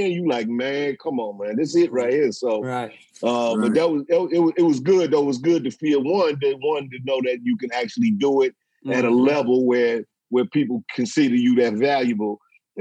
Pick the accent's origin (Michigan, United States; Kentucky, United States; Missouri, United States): Missouri, United States; St. Louis; I'm from St. Louis, man. So I started in St. Louis